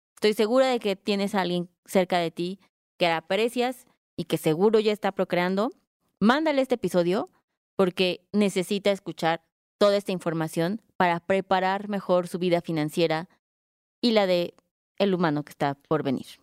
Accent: Mexico; como mexicanos, pues los hijos los mantenemos

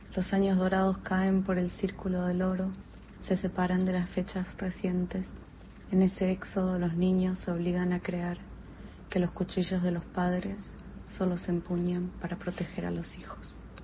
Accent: Argentina; now in New York, United States; soy una escritora argentina que vive en Nueva York

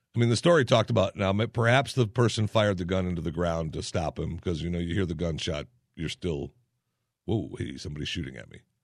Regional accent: Saginaw, Michigan, United States; from Saginaw, Michigan, my hometown

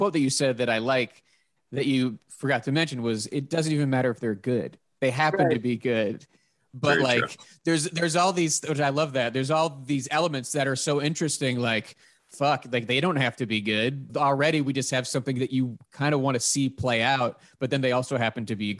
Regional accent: Pittsburgh, Pennsylvania, United States; I'm from Pittsburgh. So that like mid-Atlantic area, I am very familiar with that type of accent.

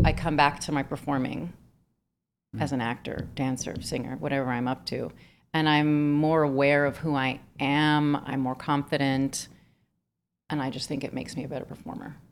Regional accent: Miami, Florida, United States; moved away; I'm from Miami

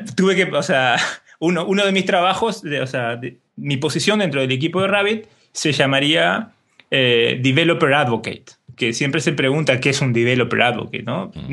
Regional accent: Uruguay; como buen uruguayo

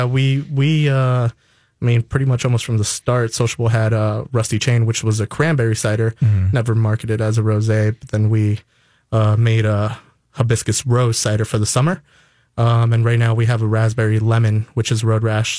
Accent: New York, United States; now in Minnesota, United States; originally, I'm from New York

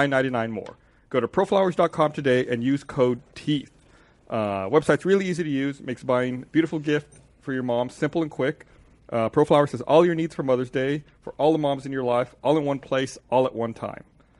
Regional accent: United States; we're Americans.

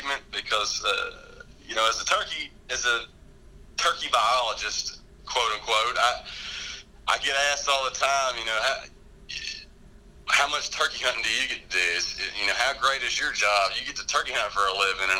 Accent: Oxford, Alabama, United States; live real close here to Talladega National Forest where I grew up here in Oxford

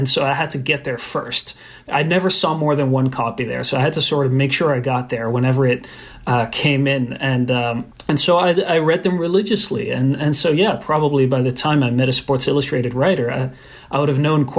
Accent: Brussels, Belgium; So I was kind of obsessed with American sports growing up in Brussels, where we had moved

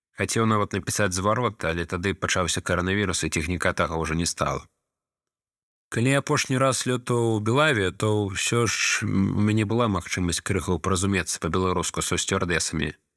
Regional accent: Ukraine; Belarusian is a second language; Я украінец жыву ва ўкраіне

